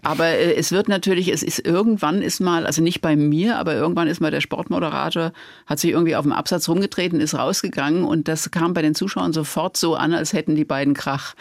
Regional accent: Worms, Rhineland-Palatinate, Germany; bei uns in Worms

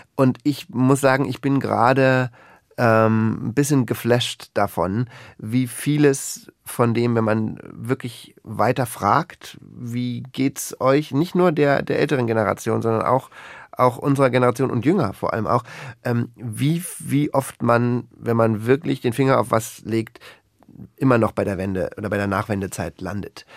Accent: Berlin, Germany; moved away as an adult; also born or lived in Lower Lusatia; now in Luckau, Germany; ich bin ja gebürtiger Berliner

